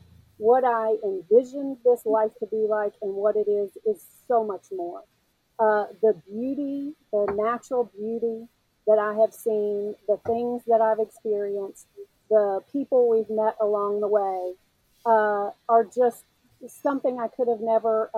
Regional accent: Memphis, Tennessee, United States; moved away; also born or lived in South Carolina / North Carolina; as a Southeastern girl, I grew up in Memphis and I lived in South Carolina and North Carolina.

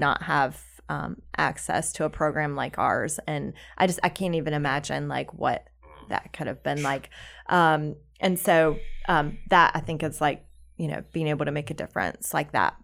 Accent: South Carolina, United States; now in Charlotte, United States; we're both from South Carolina

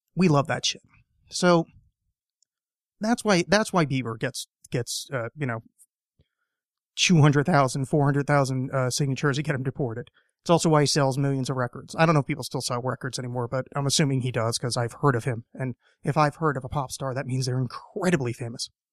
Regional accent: United States; being an American

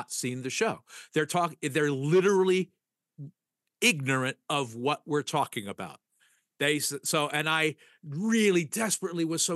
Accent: United States; I'm from America

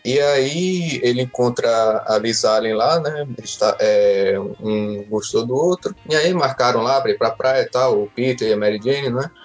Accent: Northeast Region, Brazil; accent: nordestino; o meu sotaque nordestino

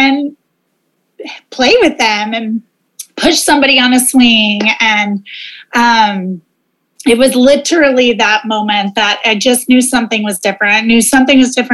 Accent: Oklahoma, United States; moved away; also born or lived in Monterrey, Mexico; I'm originally from Oklahoma

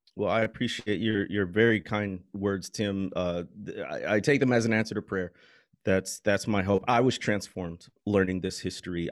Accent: Midwest, United States; I grew up in the Midwest

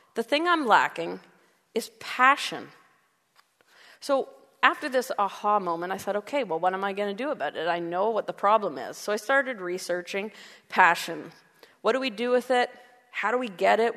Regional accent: Canada; we're Canadian

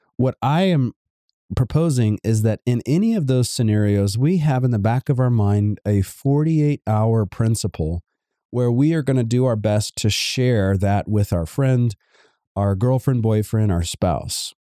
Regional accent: Savannah, Georgia, United States; I come from Georgia, Savannah, Georgia, to be exact

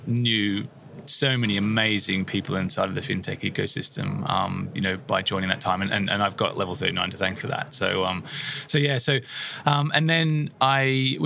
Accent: Australia; moved away as an adult; now in United Kingdom; Originally from Australia, I came to the UK in 2014.

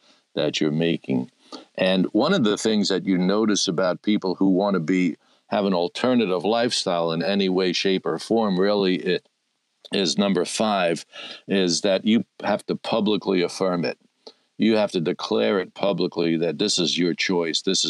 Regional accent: New York City, New York, United States; Brooklyn, New York. That, by the way, is my hometown.

